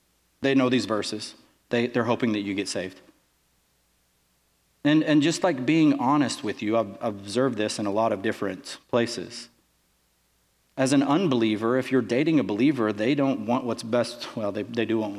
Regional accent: Texas, United States; where are you from? I said, Texas

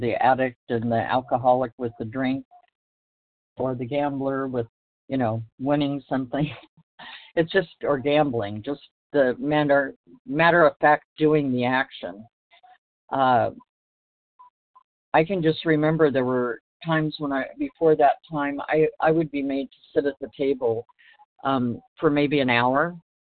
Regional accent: Los Angeles, California, United States; I was born in Los Angeles

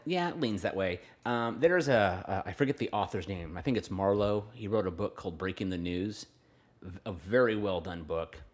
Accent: Fresno, California, United States; I grew up around Pinedale, where River Park is now

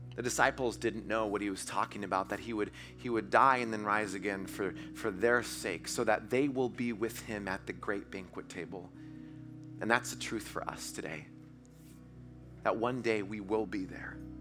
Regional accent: Washington, United States; I'm from Washington, so I run to my car 'cause it's raining, 'cause it always rains in Washington

